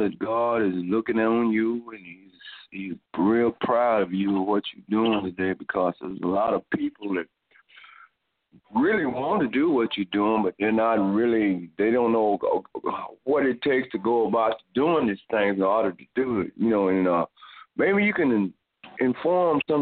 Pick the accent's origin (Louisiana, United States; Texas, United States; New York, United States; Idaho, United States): Texas, United States; Dallas; we grew up in South Dallas